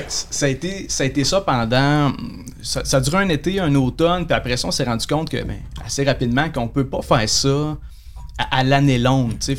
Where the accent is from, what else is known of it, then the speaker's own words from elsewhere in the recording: Saguenay, Quebec, Canada; moved away as an adult; also born or lived in Montreal North Shore (Lorraine, Blainville); je viens de Chicoutimi